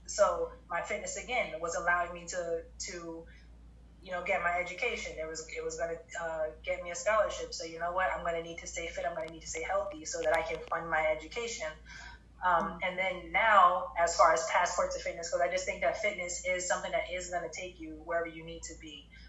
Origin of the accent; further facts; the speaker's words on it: New Jersey, United States; now in Connecticut, United States; and I came to Connecticut from New Jersey.